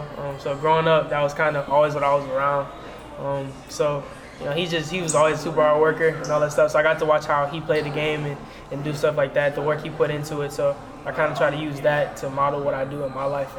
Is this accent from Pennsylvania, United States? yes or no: yes; Pittsburgh, Pennsylvania, United States; now in Louisiana, United States; No, sir. I'm from Pittsburgh.